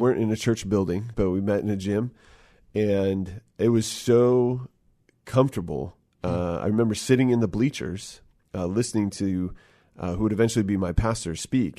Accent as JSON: {"language": "English", "town": "Bremerton", "region": "Washington", "country": "United States", "tie": "born or raised there"}